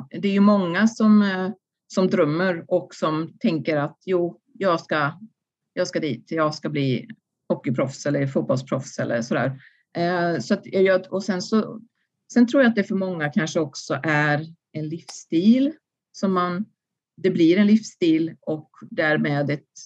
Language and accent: Swedish; Sweden; man har ju ändå växt upp i det här systemet. Som svensk idrottare så har man ju fått väldigt mycket av idrotten